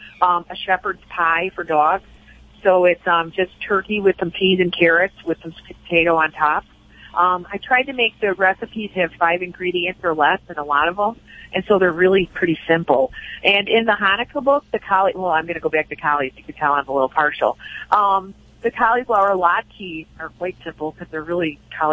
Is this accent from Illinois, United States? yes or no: yes; Chicago, Illinois, United States; I am Irish Catholic from the south side of Chicago